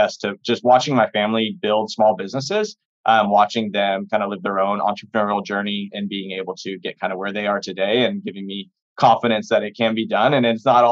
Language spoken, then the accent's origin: English; Austin, Texas, United States; I was born and raised in Austin, Texas